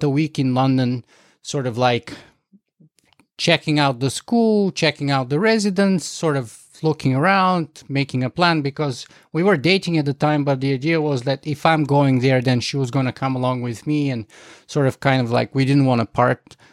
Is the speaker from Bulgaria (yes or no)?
yes; Bulgaria; moved away as an adult; also born or lived in United States / Canada; I grew up in Bulgaria